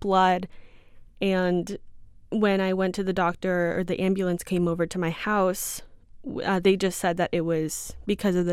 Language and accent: English; Bakersfield, California, United States; So I grew up in Bakersfield. Me and my family moved there when I was around 6 years old back in 2006